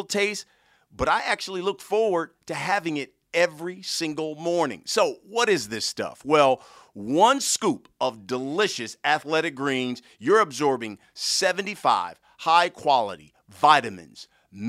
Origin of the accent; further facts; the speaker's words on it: Columbus, Ohio, United States; I'm originally from Ohio as well, from Columbus